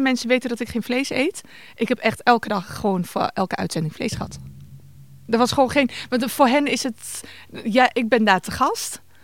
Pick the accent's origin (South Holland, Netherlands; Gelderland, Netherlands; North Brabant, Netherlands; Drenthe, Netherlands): Gelderland, Netherlands; Winterswijk; bij ons in Winterswijk, organiseren mijn ouders elk jaar een iftar